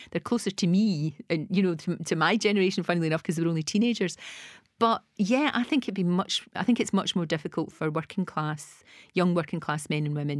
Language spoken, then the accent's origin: English; Glasgow, Scotland, United Kingdom; You know, I was from the East End of Glasgow, from the Gorbals, and from Bridgeton in Glasgow.